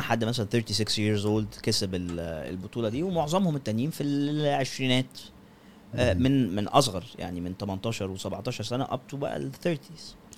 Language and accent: Arabic; Egypt; culture مصري عندنا